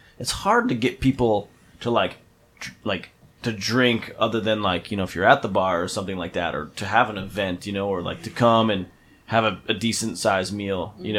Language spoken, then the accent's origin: English; United States; moved away as an adult; I grew up in the Pennsylvania, New Jersey, New York area